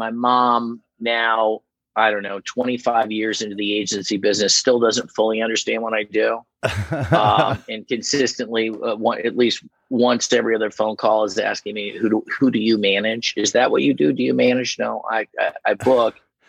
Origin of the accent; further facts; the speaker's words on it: Indianapolis, Indiana, United States; Indianapolis, Indiana.